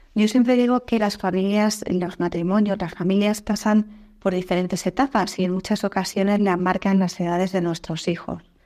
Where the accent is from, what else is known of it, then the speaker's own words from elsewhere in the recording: Spain; moved away as an adult; also born or lived in Sweden / Norway; mi marido y yo tuvimos que salir fuera de España a trabajar durante unos años